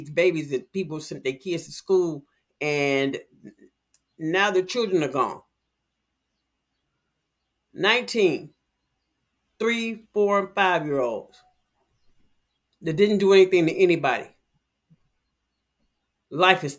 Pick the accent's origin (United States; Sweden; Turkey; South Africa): United States; Chicago, Illinois; I'm from Chicago.